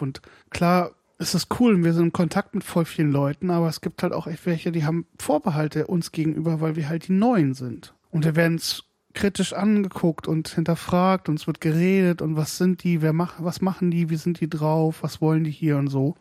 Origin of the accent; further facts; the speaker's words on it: Hesse, Germany; now in Brandenburg, Germany; Ich bin, wie gesagt, in Hessen aufgewachsen, also in West, ehemaligen Westdeutschland